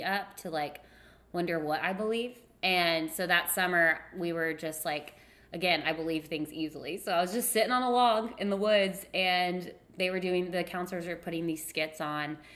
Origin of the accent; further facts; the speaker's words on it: the South, United States; growing up in the South, like, everyone's a Christian